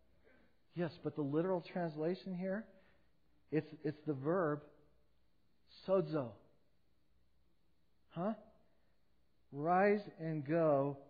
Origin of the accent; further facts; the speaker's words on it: United States; being an American